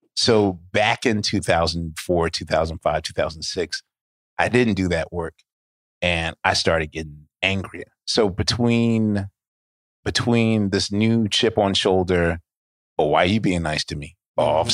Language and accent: English; Philadelphia, Pennsylvania, United States; I was born in Penn Hospital